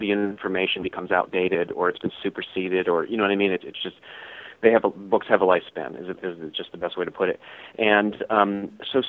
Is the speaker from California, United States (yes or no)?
no; Wheeling, West Virginia, United States; when I was a kid in the late 70s, I was growing up in Wheeling, West Virginia